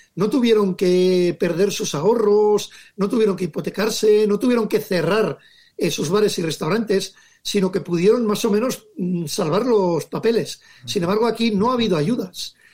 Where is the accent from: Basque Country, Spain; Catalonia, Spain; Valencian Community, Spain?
Basque Country, Spain; Legazpi; mi pueblo Legazpi